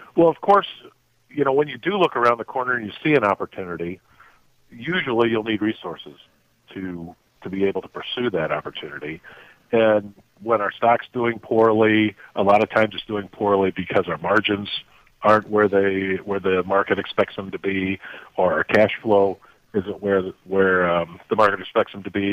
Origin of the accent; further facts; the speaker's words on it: South Bend, Indiana, United States; moved away as an adult; also born or lived in South Africa; I grew up in South Bend, Indiana.